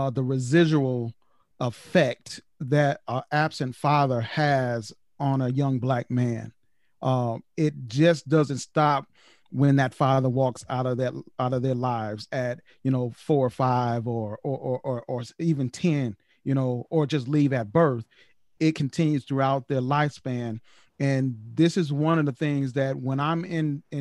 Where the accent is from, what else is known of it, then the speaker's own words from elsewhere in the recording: the South, United States; growing up in the projects and growing up in the South